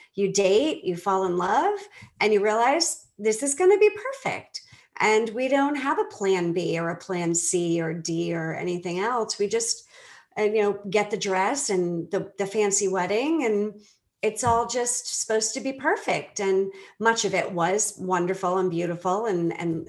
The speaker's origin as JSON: {"language": "English", "town": "Boston", "region": "Massachusetts", "country": "United States", "also_born_or_lived": "Belize", "moved": "as an adult", "lives_now": "Atlanta area, Georgia, United States", "said": "I'm originally from Boston"}